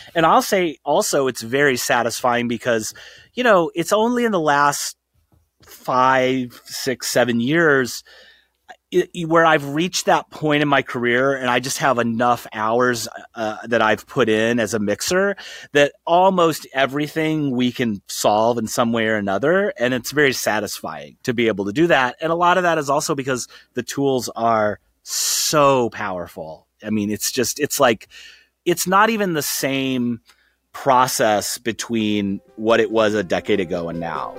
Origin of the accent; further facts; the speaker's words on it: outside of Saint Louis, Missouri, United States; I grew up outside of Saint Louis